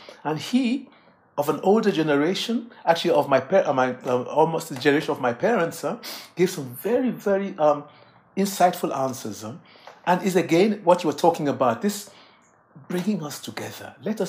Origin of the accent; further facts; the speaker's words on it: England, United Kingdom; born there; at the time I was born in England, were students from the colony Nigeria